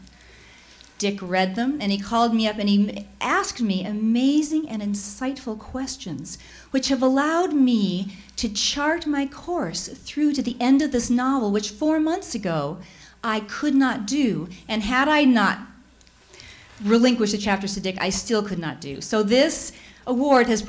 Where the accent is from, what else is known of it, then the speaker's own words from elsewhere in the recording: Chicago, Illinois, United States; I'm from Chicago